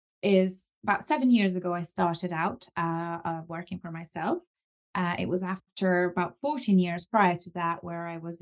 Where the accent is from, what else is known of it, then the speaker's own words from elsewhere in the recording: Lithuania; now in United Kingdom; I'm originally from Lithuania and my family moved over to the UK and from then on it was just kind of going into education.